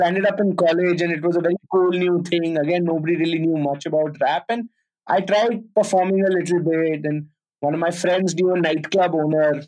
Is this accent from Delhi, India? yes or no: yes; Delhi, India; moved away as an adult; also born or lived in Pune; I'm from Delhi and I'm studying in Pune